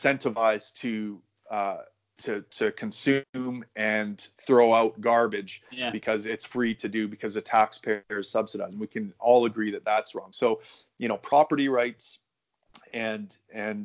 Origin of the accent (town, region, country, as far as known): Canada